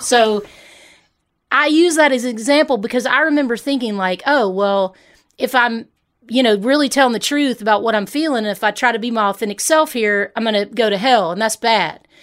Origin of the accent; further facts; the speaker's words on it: Hernando, Mississippi, United States; moved away; also born or lived in Memphis, Tennessee; I grew up in Hernando, Mississippi